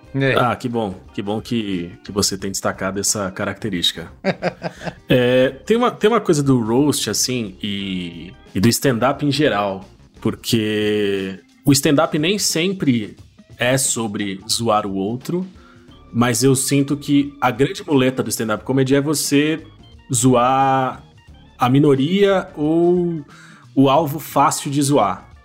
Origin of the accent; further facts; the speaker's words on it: Brazil; a gente como enquanto brasileiro